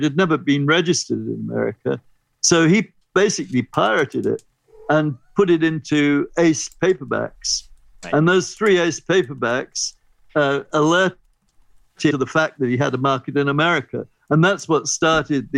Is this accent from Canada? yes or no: no; England, United Kingdom; as an English person who grew up with Children's Hour on the BBC